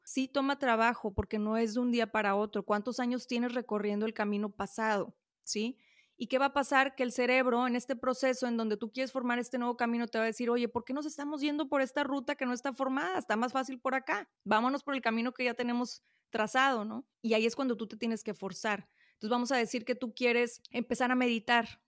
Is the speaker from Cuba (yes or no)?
no; Monterrey, Nuevo León, Mexico; Aquí en Monterrey, yo soy de Monterrey